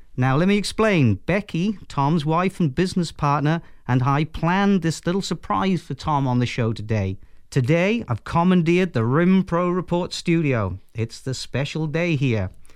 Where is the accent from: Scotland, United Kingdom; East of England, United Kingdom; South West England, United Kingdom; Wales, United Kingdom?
Wales, United Kingdom; accent: Welsh; I'm a pretty proud Welshman